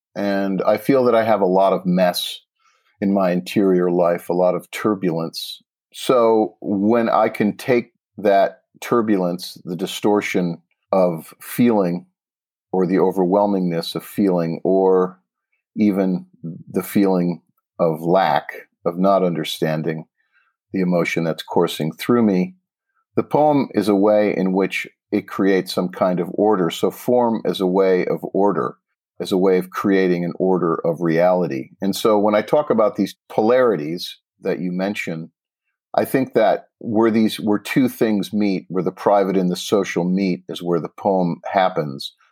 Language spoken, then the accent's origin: English; Pittsfield, Massachusetts, United States; I grew up an hour west in Pittsfield